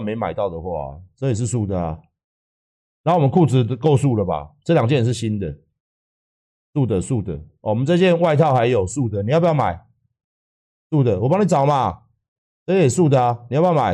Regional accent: Taiwan; 身为一个台湾人

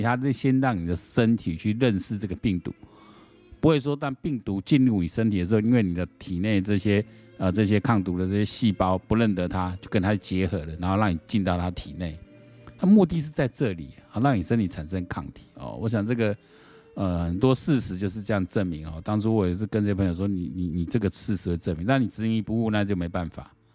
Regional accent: Taiwan; 我们台湾人

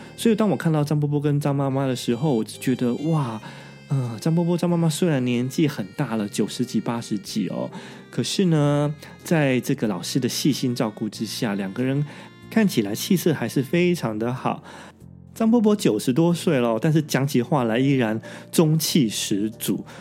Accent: Taiwan; now in Japan; 我们台湾人

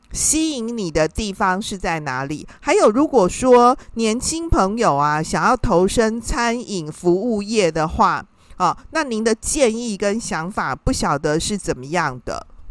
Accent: Taiwan; 因为我们台湾人呢，啊，其实。是一个平民美食的天堂啊！

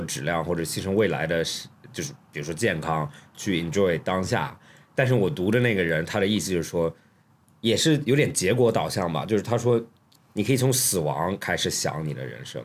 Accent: Australia; moved away; 你小时候在学校，他逼着你干很多事情 就特别在澳洲

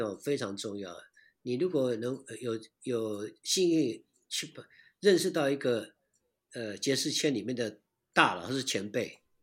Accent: Taiwan; 我们台湾这边还没到位

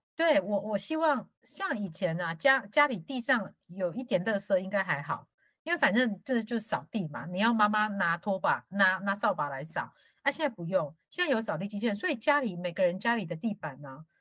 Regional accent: Taiwan; 我是因为在乡下长大

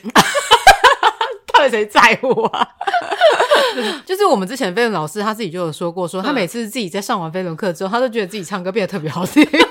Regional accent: Changhua County, Taiwan; 我们彰化呢，彰化是真的是一个比较 乡下嗯。的地方

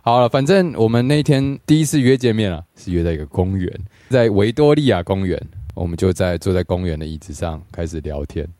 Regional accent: Taiwan; moved away as an adult; now in Hong Kong; 我还台湾人。 然后我唔识讲广东话

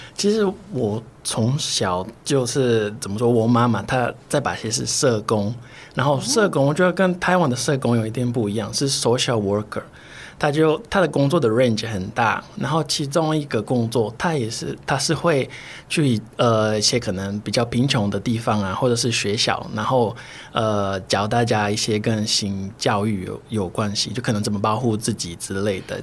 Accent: Brazil; Chinese is a second language; now in Taiwan; 我是巴西来的，所以我中文不是很标准

